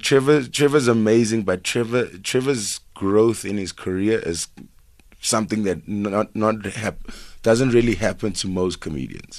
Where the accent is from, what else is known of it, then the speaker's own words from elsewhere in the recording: Durban, KwaZulu-Natal, South Africa; moved away as an adult; also born or lived in Melville, Johannesburg; now in Johannesburg, South Africa; growing up in Durban